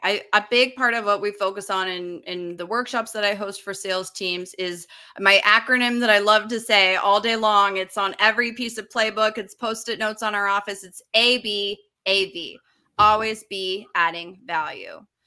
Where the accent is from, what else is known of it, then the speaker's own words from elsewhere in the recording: Utah, United States; moved away as an adult; also born or lived in Los Angeles; I grew up in Utah. I moved to Los Angeles, I think I was twenty-three.